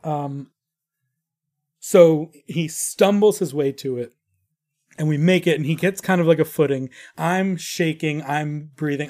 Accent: New York, United States; moved away as an adult; now in Arizona, United States; I'm from New York

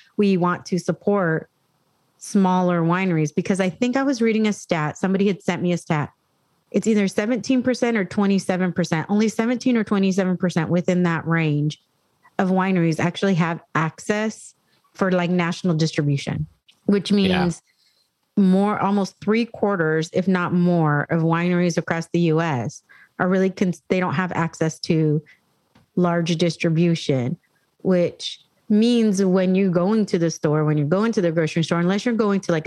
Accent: San Diego, California, United States; I grew up in San Diego. I grew up in North County.

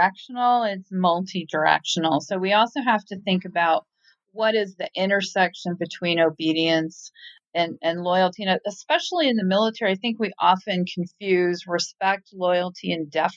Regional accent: Tacoma, Washington, United States; now in Newport, United States; I'm originally from Tacoma

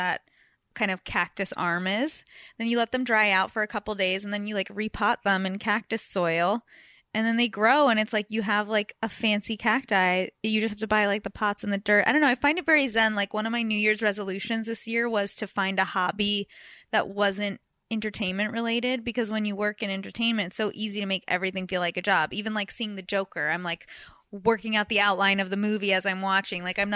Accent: Beverly Hills, California, United States; moved away as an adult; also born or lived in New York; I grew up in Beverly Hills

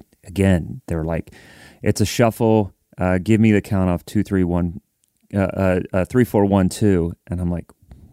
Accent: Columbus, Ohio, United States; moved away as an adult; now in Nashville, United States; growing up in Columbus, not knowing any country music.

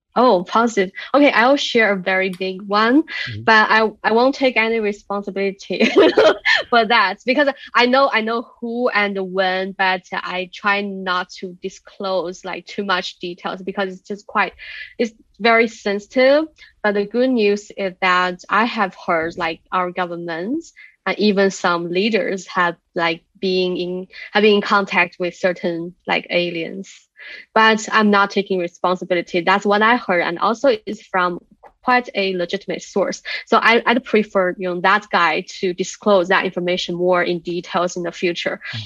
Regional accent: near Shaolin Temple, Henan, China; moved away; my hometown is very close to that mountain

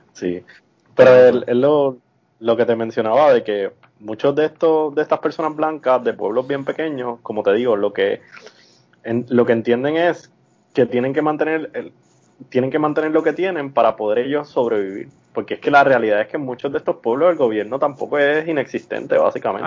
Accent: Puerto Rico; now in Missouri, United States; yo era de Puerto Rico

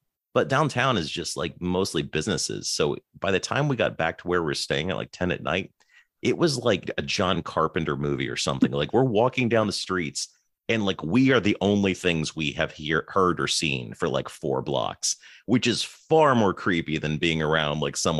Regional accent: United Kingdom; I'm also British, but I was born without an accent, Mark.

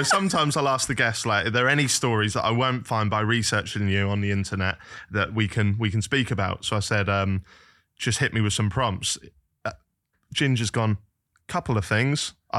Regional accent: Norwich, East of England, United Kingdom; He's actually from Norwich, my ends.

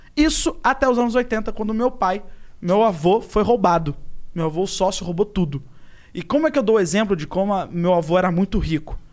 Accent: Rio de Janeiro, Brazil; Vou pro Brasil, inclusive na Tijuca, onde eu nasci

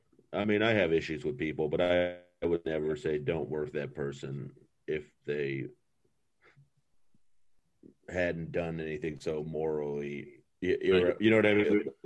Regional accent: Fort Worth, Texas, United States; I'm from Fort Worth, man.

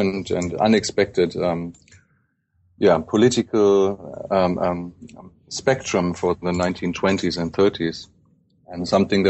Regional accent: Germany; growing up in Germany

